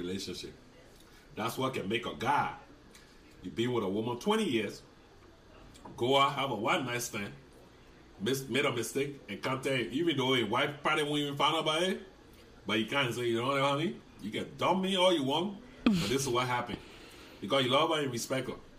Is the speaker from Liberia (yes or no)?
yes; Liberia; now in United States; I was born in Liberia